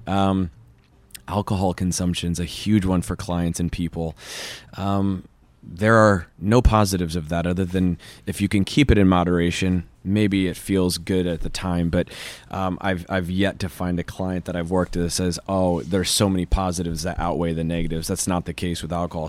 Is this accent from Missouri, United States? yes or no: yes; Kansas City, Missouri, United States; moved away as an adult; also born or lived in Chicago; now in West Hollywood, United States; Born and raised Kansas City, Missouri